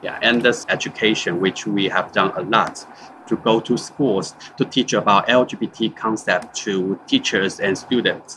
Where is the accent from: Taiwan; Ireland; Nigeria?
Taiwan; I'm from Taiwan